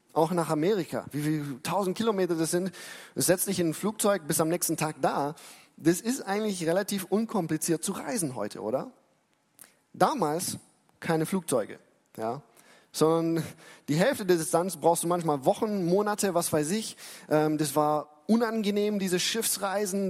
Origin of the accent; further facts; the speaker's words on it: Germany; für uns als Deutsche